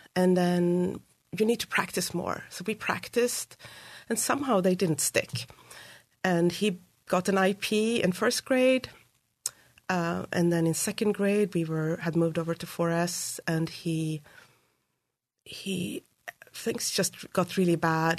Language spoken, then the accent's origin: English; Uppsala, Uppsala County, Sweden; now in United States; So I grew up in Sweden, in, in Uppsala, which is a university town just north of Stockholm